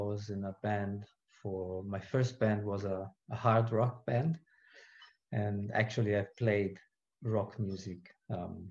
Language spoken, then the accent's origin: English; Rome, Lazio, Italy; moved away as an adult; now in New Zealand; I was born in Rome, Italy, and that's where I grew up.